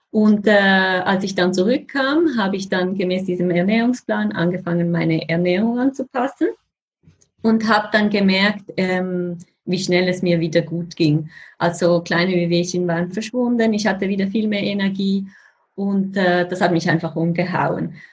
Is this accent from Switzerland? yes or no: yes; Switzerland; Wie man vielleicht hört, bin ich Schweizerin.